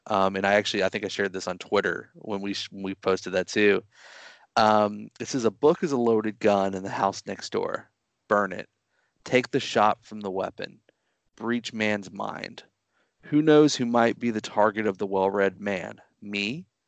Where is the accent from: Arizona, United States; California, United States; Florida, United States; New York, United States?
Florida, United States; my home state of Florida